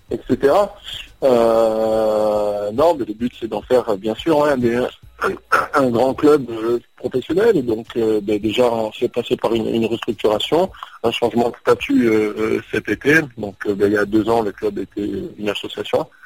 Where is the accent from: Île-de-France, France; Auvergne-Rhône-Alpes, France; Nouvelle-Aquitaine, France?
Nouvelle-Aquitaine, France; Bordeaux; now in Charlotte, United States; Alors bonjour … je viens de Bordeaux.